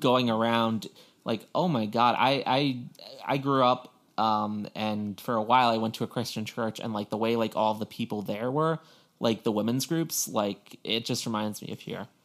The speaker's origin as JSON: {"language": "English", "area": "Long Island", "region": "New York", "country": "United States", "tie": "born or raised there", "moved": "yes", "said": "growing up on Long Island"}